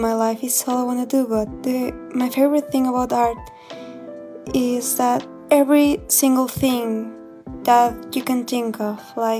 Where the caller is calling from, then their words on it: Mexico; I'm calling from Mexico